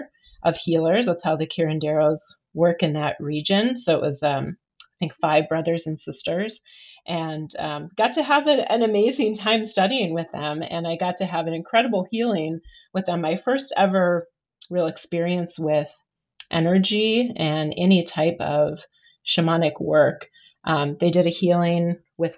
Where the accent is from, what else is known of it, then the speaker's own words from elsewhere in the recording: Wisconsin, United States; now in Portland, United States; I grew up in the Midwest.